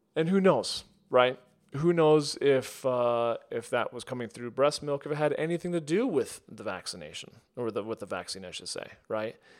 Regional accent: United States; growing up in the United States

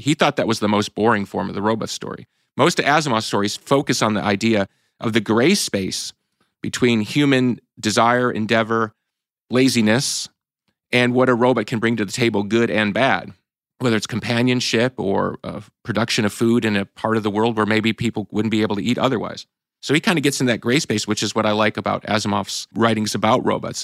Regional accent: Chicago, Illinois, United States; we're from Chicago.

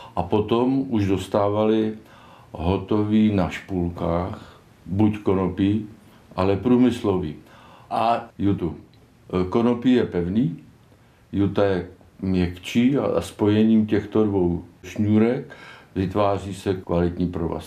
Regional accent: Kaplice, South Bohemian Region, Czechia; also born or lived in Malonty; jsem rodilý kapličák z Bělidla

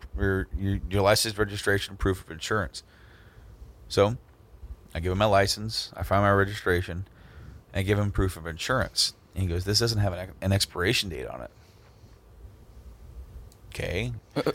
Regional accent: Hoopeston, Illinois, United States; Hoopston, where I went to high school, and some of the old stopping grounds. Where I lived was a town 12 miles past

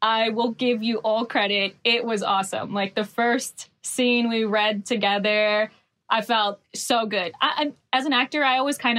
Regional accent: Hawaii, United States; I grew up in Hawaii

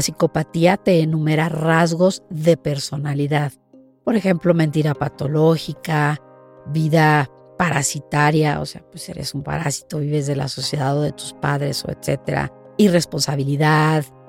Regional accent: Mexico; moved away; el poder llegar a mi país y el poder hacer investigación en mi país

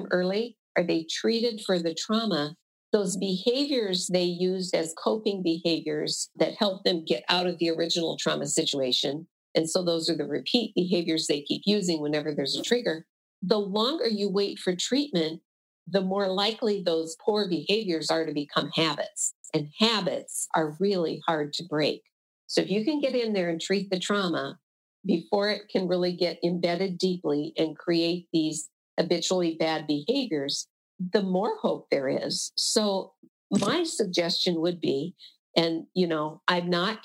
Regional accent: Iowa, United States; I'm from Iowa.

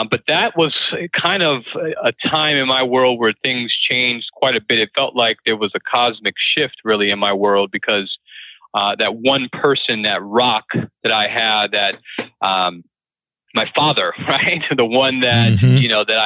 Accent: Springfield, Massachusetts, United States; moved away as an adult; also born or lived in Arizona / Winston-Salem, North Carolina; I was born in Arizona, raised in Springfield, Massachusetts

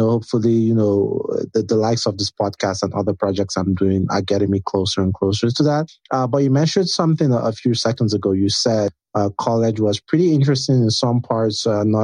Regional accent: Nigeria; being Nigerian prepared me for that, because Nigeria is kind of like a cutthroat environment

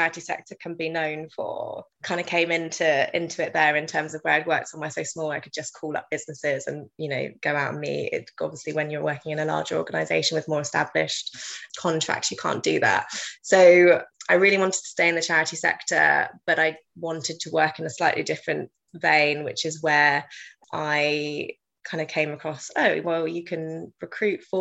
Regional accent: South East England, United Kingdom; moved away as an adult; now in London, United Kingdom; I worked at my local hospice, Amy House and Jack's Place

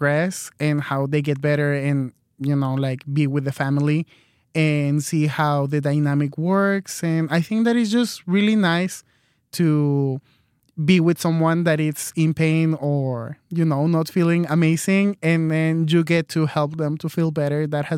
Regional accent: Mexico; now in United States; but I'm here in the United States. I'm originally from Mexico, and med school is just too expensive here in the United States.

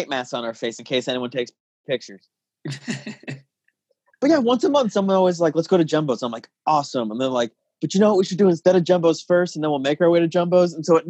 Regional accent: Tucson, Arizona, United States; moved away as an adult; also born or lived in Chicago; now in Los Angeles, United States; So I'm from Tucson, and I was only kind of active in that scene before I moved out here.

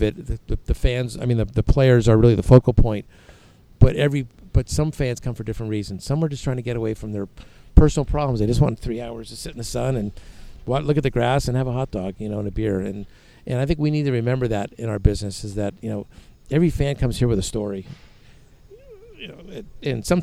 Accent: San Francisco, California, United States; I grew up near Candlestick Park

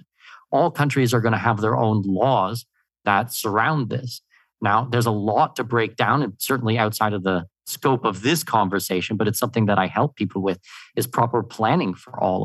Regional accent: Canada; now in Panama; I'm born and raised in Canada, but my family's from Denmark

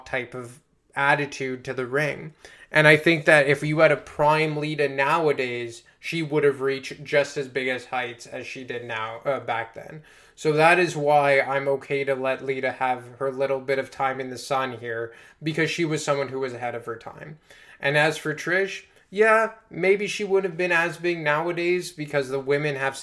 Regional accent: Montreal, Quebec, Canada; in Montreal, actually, in my hometown

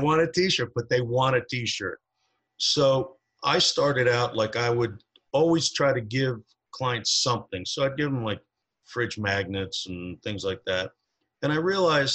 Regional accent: New Jersey, United States; now in Truckee, United States; originally I'm from New Jersey

